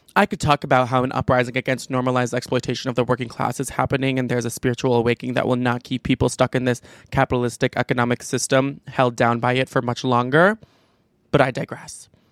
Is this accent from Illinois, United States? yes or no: yes; Chicago, Illinois, United States; I'm from the Chicago suburbs